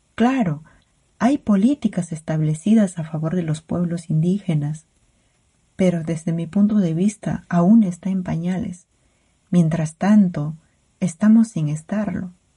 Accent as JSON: {"language": "Spanish", "area": "Awajún and Wampis people", "region": "Amazonas", "country": "Peru", "moved": "yes", "said": "nosotros como pueblo abajuno vampis"}